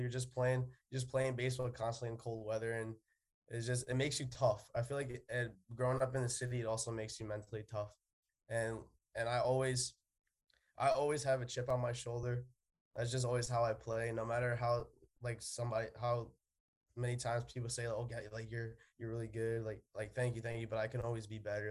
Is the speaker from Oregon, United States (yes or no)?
no; New York City, New York, United States; We're both from the Bronx